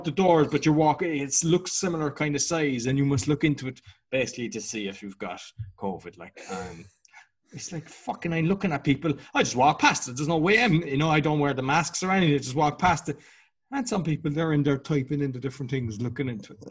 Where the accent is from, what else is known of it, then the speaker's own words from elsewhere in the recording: Ireland; being Irish